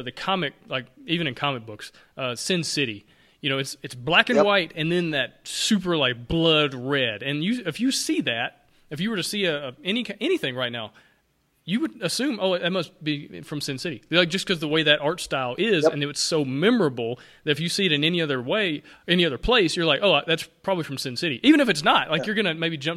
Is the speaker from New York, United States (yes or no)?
no; Alabama, United States; now in Atlanta, United States; growing up in Alabama, living in Atlanta, where Coke is king of all everything